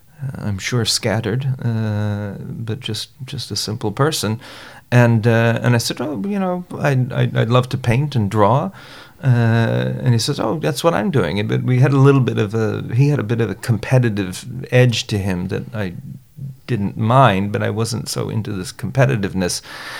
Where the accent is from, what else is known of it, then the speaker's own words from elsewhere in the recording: New Providence, Bahamas; also born or lived in Chicago / Florida; I was born outside of Chicago and grew up in the Bahamas and lived in Florida for a bit.